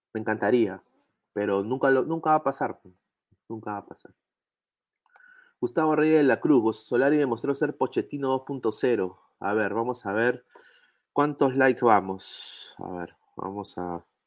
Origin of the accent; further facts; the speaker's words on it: Peru; como peruano